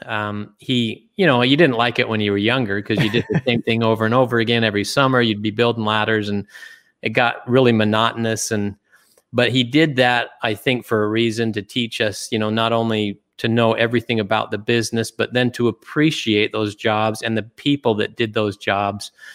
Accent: Springville, Utah, United States; also born or lived in Germany; I grew up in Utah

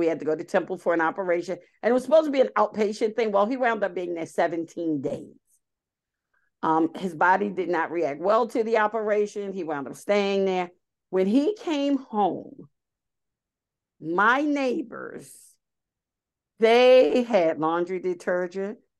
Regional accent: Baltimore, Maryland, United States; moved away as an adult; now in Pennsylvania, United States; I actually grew up in Baltimore City.

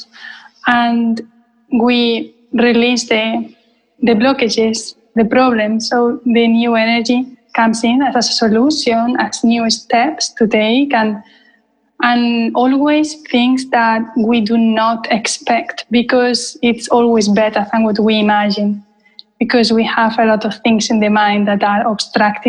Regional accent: Spain; now in London, United Kingdom; I was born in Spain. I live in London.

